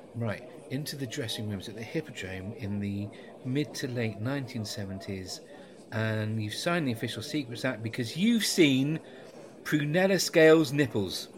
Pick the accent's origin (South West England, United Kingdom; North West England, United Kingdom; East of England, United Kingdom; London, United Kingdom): South West England, United Kingdom; West Country; because I'm from the West Country